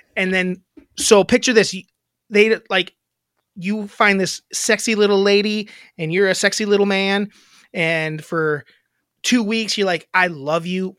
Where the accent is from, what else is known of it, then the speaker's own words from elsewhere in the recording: Wisconsin, United States; I'm from Wisconsin